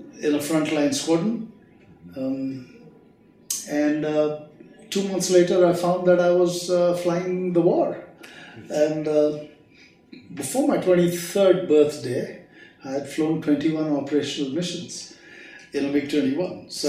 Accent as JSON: {"language": "English", "town": "Hyderabad", "region": "Telangana", "country": "India", "tie": "born or raised there", "also_born_or_lived": "Patiala, Punjab, India", "said": "I was raised in Hyderabad, although I was born in Patiala."}